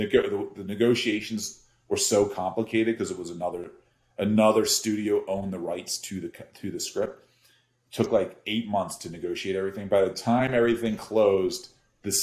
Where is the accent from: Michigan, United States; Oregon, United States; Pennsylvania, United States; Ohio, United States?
Pennsylvania, United States; Philadelphia; growing up in Philly